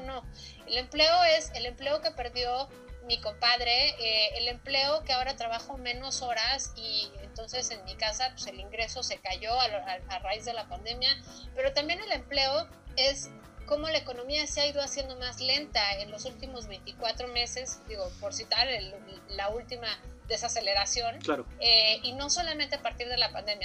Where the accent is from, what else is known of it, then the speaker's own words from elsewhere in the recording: Mexico; tenemos como mexicanos